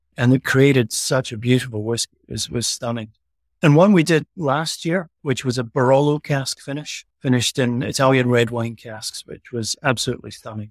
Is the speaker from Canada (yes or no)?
no; Elgin, Scotland, United Kingdom; accent: Scottish; also born or lived in Aberdeen; I was born in the town Elgin, where the distillery sits. So this is my hometown